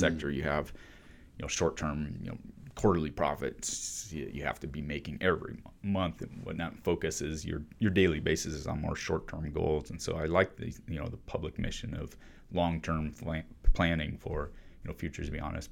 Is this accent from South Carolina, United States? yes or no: no; Arizona, United States; I grew up in Arizona